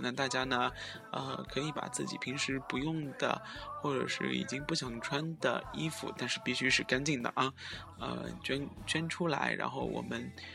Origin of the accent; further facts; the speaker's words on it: Shanghai, China; 其实身为上海人呢